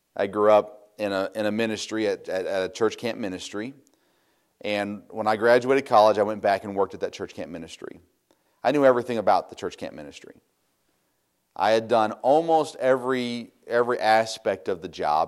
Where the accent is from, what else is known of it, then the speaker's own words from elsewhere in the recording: United States; as American Christians